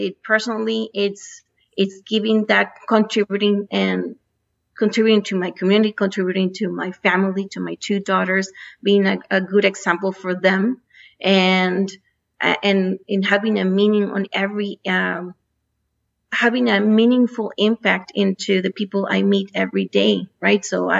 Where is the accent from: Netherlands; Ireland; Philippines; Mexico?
Mexico; also born or lived in United States; So I grew up in Mexico and in the U.S. So I basically call myself a NAFTA baby because I had opportunities to study and work in the 3 different countries.